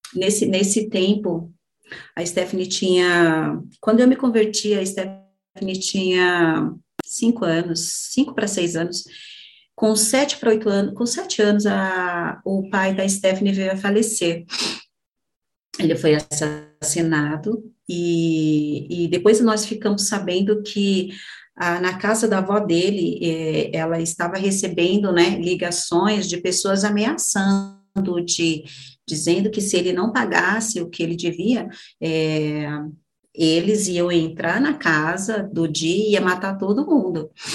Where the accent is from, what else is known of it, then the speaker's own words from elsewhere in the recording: Brazil; tinha no bairro, né, onde, onde, onde eu cresci também, no Jardim Brasil